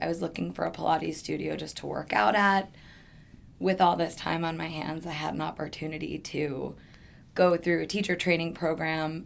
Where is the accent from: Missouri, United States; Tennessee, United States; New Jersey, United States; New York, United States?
New York, United States; moved away as an adult; now in Phoenix, United States; I'm originally from New York. I moved out to Phoenix almost 10 years ago now